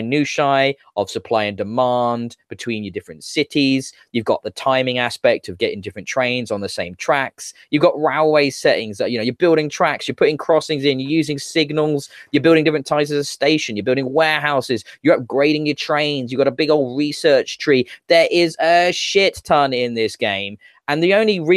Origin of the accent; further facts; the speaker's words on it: United Kingdom; what young man growing up in Britain isn't taught all about World War II at some point in school